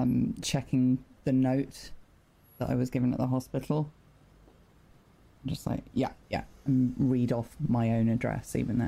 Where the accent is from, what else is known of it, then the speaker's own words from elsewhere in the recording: United Kingdom; Yeah. Originally. Came over here for a holiday, I guess.